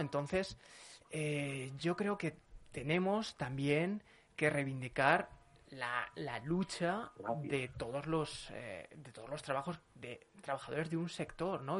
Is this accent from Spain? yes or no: yes; Zaragoza, Aragon, Spain; soy de Zaragoza